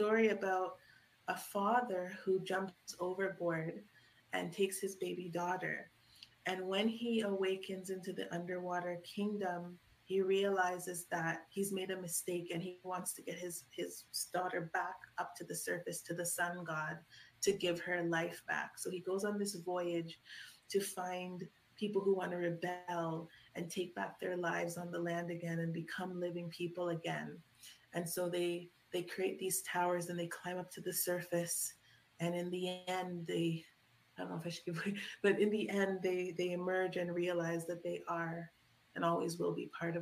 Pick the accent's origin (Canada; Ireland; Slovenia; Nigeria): Canada; Toronto, Ontario; I grew up in Scarborough, Toronto